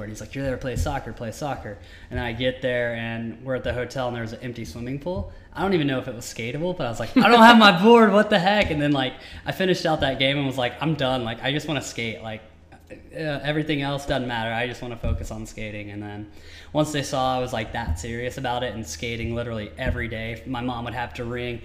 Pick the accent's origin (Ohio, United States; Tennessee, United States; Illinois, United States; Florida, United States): Tennessee, United States; now in Southern California, United States; I grew up in Tennessee